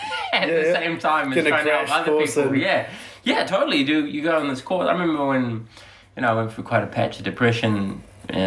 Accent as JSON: {"language": "English", "region": "Auckland", "country": "New Zealand", "tie": "born or raised there", "said": "I grew up in Glenelg, West Auckland."}